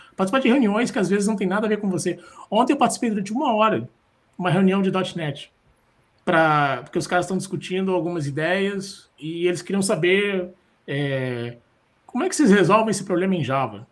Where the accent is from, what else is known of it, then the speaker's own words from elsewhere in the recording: Florianópolis, Santa Catarina, Brazil; moved away; also born or lived in Rio de Janeiro / São Paulo; eu nasci em Floripa, eu fui morar no Rio de Janeiro, em São Paulo